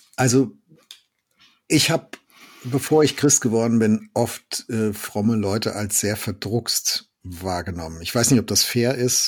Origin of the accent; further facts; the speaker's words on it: Germany; Bei uns in Deutschland